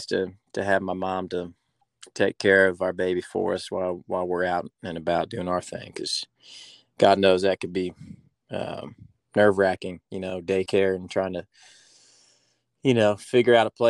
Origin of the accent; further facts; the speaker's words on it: Virginia, United States; moved away as an adult; now in Nashville, United States; Yeah, man, I'm from Virginia, between the ocean and the mountains.